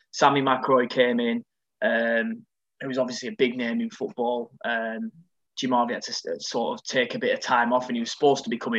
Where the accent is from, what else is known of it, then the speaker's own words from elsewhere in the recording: Preston, North West England, United Kingdom; From 8 to 16, I was at my hometown called Preston